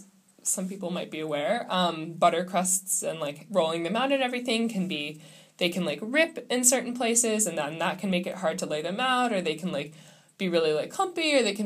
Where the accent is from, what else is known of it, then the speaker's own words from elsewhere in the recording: Midwest, United States; growing up in the Midwest